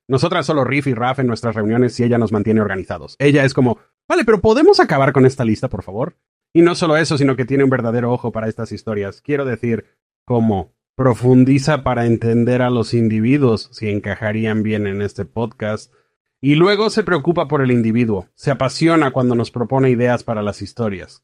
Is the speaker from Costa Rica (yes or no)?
no; Fairfax, Virginia, United States; now in Washington, DC, United States; Yo vivo en Washington, DC, soy de Fairfax, Virginia, originalmente, así que he estado en y alrededor de DC casi toda mi vida